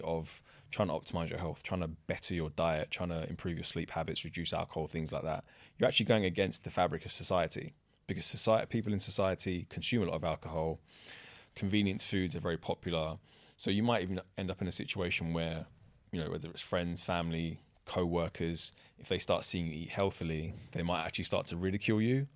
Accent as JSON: {"language": "English", "region": "London", "country": "United Kingdom", "tie": "born or raised there", "said": "I grew up in the kind of Shoreditch, Old Street area"}